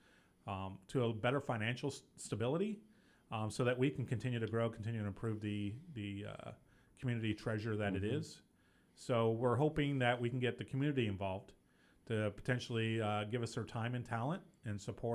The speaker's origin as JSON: {"language": "English", "town": "Kansas City", "region": "Missouri", "country": "United States", "tie": "born or raised there", "moved": "yes", "said": "I originally grew up in Kansas City, Missouri"}